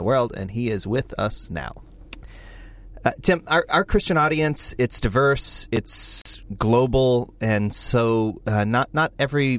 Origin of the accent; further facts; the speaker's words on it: United States; I'm an American evangelical leader